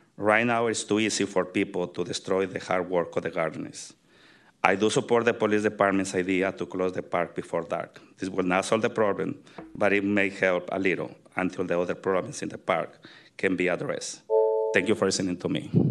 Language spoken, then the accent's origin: English; Tamazula, Jalisco, Mexico; now in San Francisco, United States; I grew up in Tamazula, Mexico, in the state of Jalisco